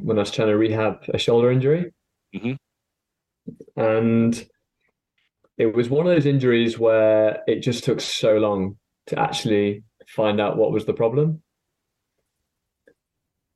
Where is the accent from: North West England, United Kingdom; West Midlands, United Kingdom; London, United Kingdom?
West Midlands, United Kingdom; Stone; now in Hertfordshire, United Kingdom; I grew up in Stone in Staffordshire